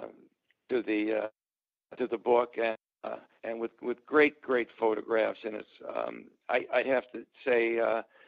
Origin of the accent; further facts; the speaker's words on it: Chicago, Illinois, United States; I'm from Chicago, and I've been a lifelong Cub fan